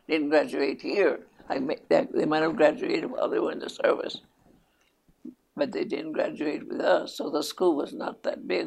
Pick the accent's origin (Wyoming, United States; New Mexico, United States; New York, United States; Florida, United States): New Mexico, United States; Peralta; first language Spanish; English is a second language; also born or lived in Estancia, New Mexico / Los Lunas, New Mexico / Chama, New Mexico; I was born right here, right here, right just outside of Albuquerque, mm-hmm. about 15 miles from Albuquerque, and even a little town. It's still a village. It's incorporated. The name of it is Peralta, New Mexico